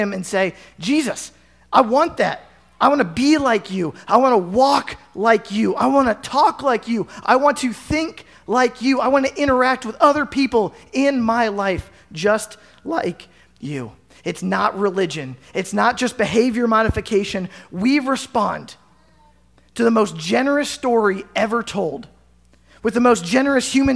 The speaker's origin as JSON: {"language": "English", "town": "Carlisle", "region": "Pennsylvania", "country": "United States", "tie": "born or raised there", "moved": "yes", "lives_now": "Southwest Iowa, United States", "said": "growing up in Carlisle, Pennsylvania"}